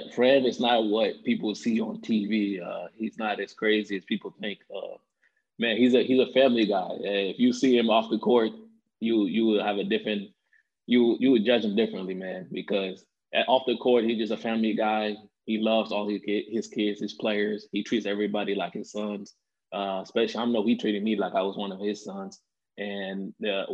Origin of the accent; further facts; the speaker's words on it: Iowa, United States; I grew up in Iowa too